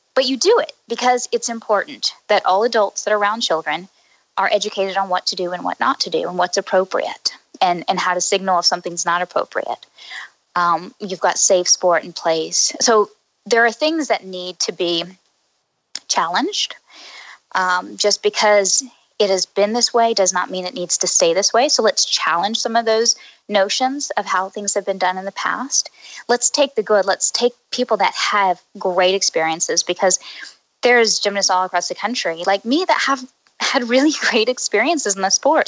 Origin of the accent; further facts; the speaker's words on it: Oklahoma, United States; moved away as an adult; also born or lived in Houston; now in Boston, United States; I'm from Oklahoma. Um, I was raised there.